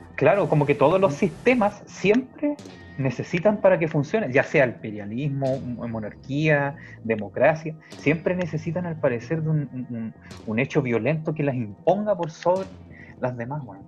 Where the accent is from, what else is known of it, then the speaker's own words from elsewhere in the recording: Chile; nosotros somos una civilización, la civilización chilena, y, el país chileno